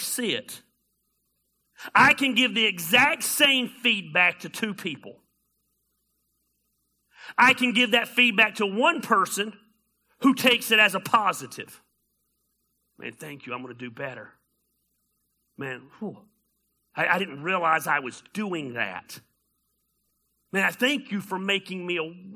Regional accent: Decatur, Georgia, United States; I grew up in Decatur, Georgia

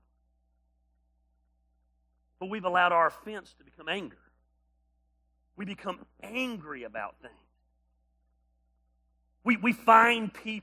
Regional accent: United States; As an American

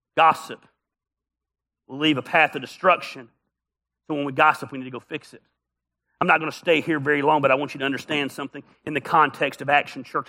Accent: the South, United States; we're from the South

